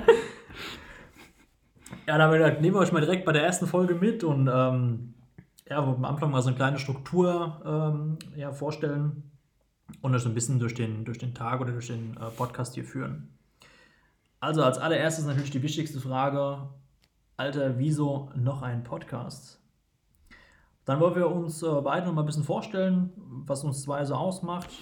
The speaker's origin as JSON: {"language": "German", "town": "Geisenheim", "region": "Hesse", "country": "Germany", "tie": "born or raised there", "moved": "as an adult", "lives_now": "Wiesbaden, Germany", "said": "geboren in der Weinhauptstadt und Weltmetropole Geisenheim und sind mittlerweile verortet in Wiesbaden"}